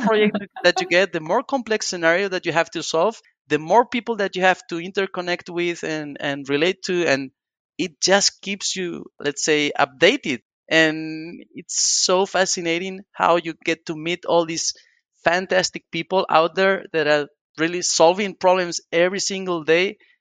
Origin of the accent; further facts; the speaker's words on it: northern Spain, Spain; I come from a very small town in the northern part of Spain.